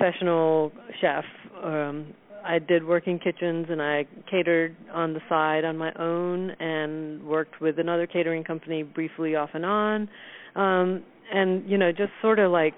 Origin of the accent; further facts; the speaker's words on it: India; also born or lived in Southern United States; now in United States; I'm from India and grew up cooking with a certain heritage, and then we moved to America